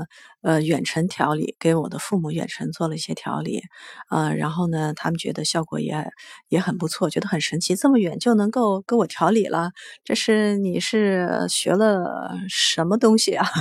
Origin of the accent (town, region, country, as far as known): Chengdu, Sichuan, China